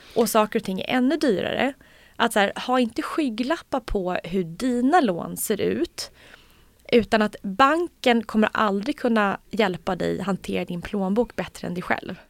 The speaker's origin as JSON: {"language": "Swedish", "country": "Sweden", "said": "vi svenskar"}